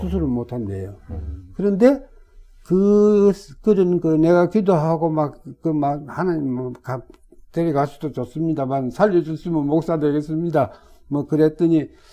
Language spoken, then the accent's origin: Korean; Sangju, North Gyeongsang, South Korea; moved away; also born or lived in Jinyeong, South Gyeongsang / Tokyo, Japan; 제가 상주 사람이에요.